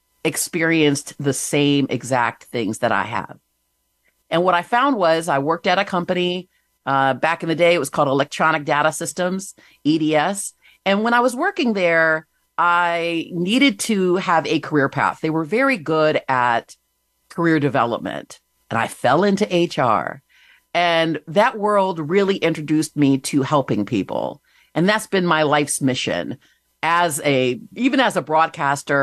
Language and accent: English; Michigan, United States; moved away as an adult; also born or lived in Virginia; I started out, grew up in Michigan